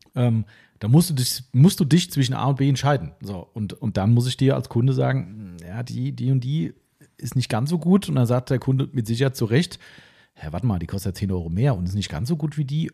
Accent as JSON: {"language": "German", "country": "Germany", "tie": "born or raised there", "said": "bei uns in Stammfischbach, in meinem Elternhaus, wir wohnen ähm, zwei Häuser von der Bushaltestelle weg"}